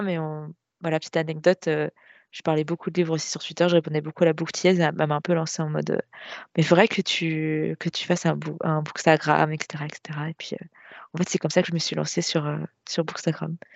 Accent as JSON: {"language": "French", "town": "Nantes", "region": "Pays de la Loire", "country": "France", "tie": "born or raised there", "said": "Nantes. Je suis de l'ouest de la France."}